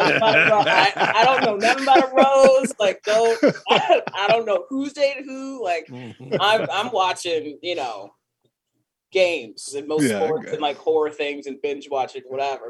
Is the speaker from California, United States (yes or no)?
yes; Riverside, California, United States; Riverside, California, which is where I grew up as well